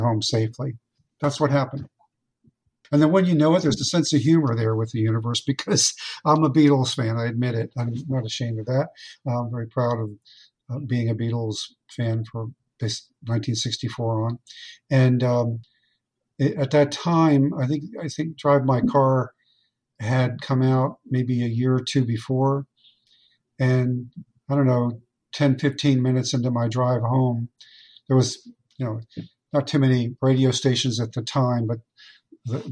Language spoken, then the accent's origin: English; Fort Lauderdale, Florida, United States; when I was a young boy growing up in Fort Lauderdale